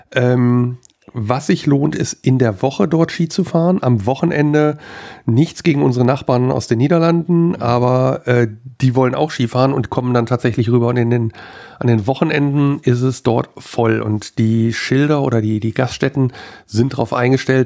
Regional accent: Wuppertal, North Rhine-Westphalia, Germany; in meinem Heimatort hier, wir hatten, äh, da wo ich groß geworden bin

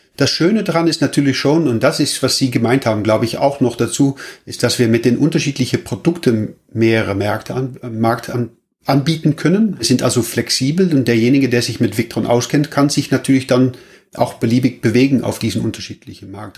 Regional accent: Netherlands; now in Germany; Ich bin auch Holländer und äh, wohne allerdings in Deutschland

